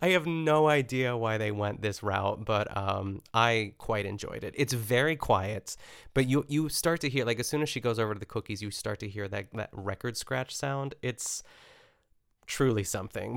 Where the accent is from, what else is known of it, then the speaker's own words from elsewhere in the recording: a suburb of Pittsburgh, Pennsylvania, United States; my hometown, which is a suburb of Pittsburgh